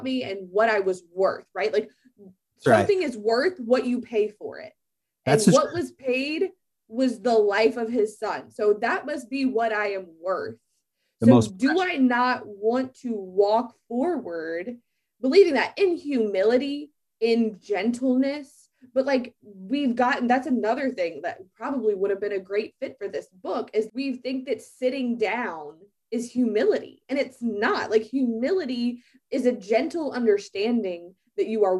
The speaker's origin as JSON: {"language": "English", "region": "Southern Louisiana", "country": "United States", "said": "I'm like spicy Southern Louisiana girl"}